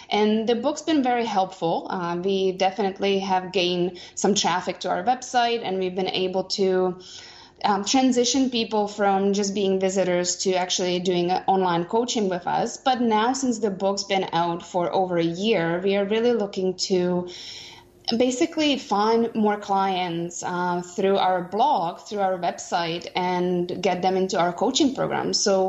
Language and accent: English; Vancouver, British Columbia, Canada; we are from Vancouver, Canada.